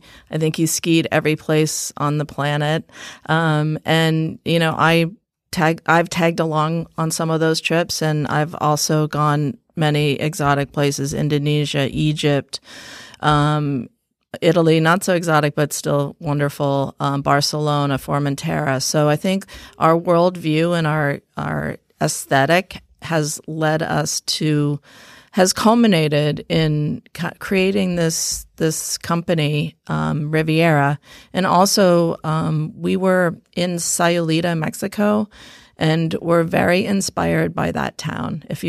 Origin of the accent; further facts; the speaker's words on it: Thailand; also born or lived in Philippines; We grew up overseas in Thailand and the Philippines, and both our parents were very artistic.